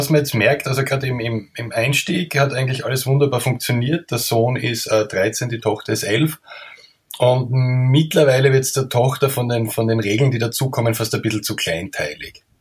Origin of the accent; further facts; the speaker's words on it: Austria; man hört, bin ein Österreicher